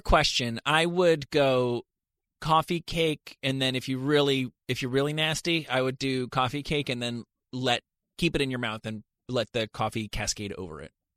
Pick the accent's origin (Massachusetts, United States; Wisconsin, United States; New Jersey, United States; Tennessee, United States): New Jersey, United States; Rutherford; now in Los Angeles, United States; I'm from Rutherford, New Jersey